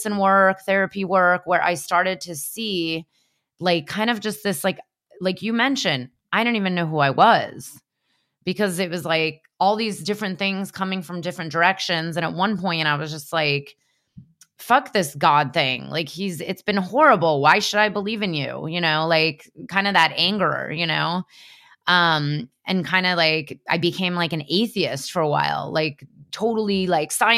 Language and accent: English; California, United States; I was raised in California